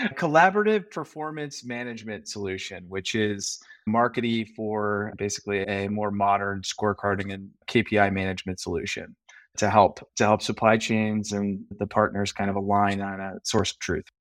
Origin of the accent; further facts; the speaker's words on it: Chicago, Illinois, United States; moved away as an adult; also born or lived in Ohio / San Francisco; I am a uh, native Chicagoan, uh, born and raised